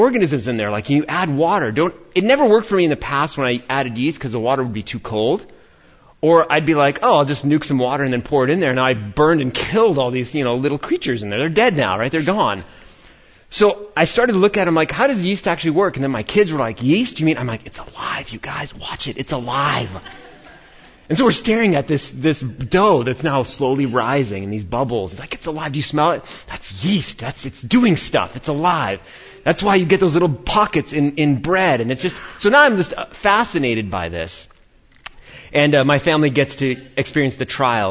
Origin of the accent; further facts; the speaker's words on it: New York, United States; born and raised in New York